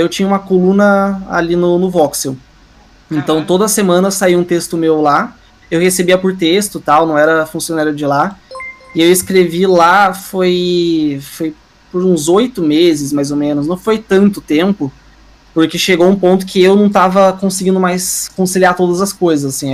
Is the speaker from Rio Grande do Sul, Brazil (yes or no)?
no; Curitiba, Paraná, Brazil; eu sou de Curitiba